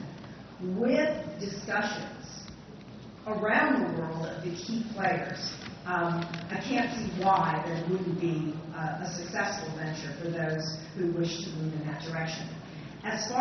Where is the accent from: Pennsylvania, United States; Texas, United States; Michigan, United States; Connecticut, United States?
Pennsylvania, United States; my home state of Pennsylvania